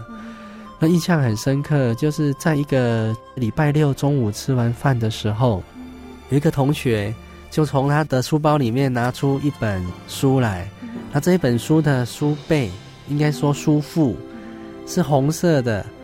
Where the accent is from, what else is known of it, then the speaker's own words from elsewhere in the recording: Taiwan; 乡村长大的小孩